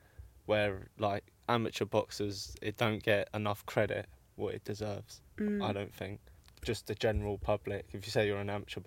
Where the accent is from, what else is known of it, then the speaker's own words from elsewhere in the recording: London, United Kingdom; Yeah, I'll take that one.